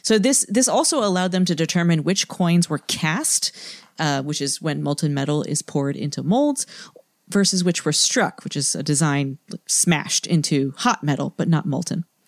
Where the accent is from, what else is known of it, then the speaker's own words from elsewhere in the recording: New England, United States; moved away; I'm from New England, and I remember summers in my childhood.